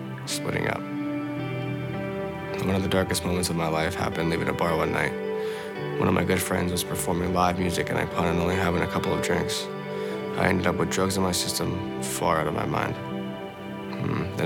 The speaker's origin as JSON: {"language": "English", "town": "Winnipeg", "region": "Manitoba", "country": "Canada", "tie": "born or raised there", "also_born_or_lived": "San Antonio, Texas, United States", "moved": "yes", "lives_now": "Chilliwack, Canada"}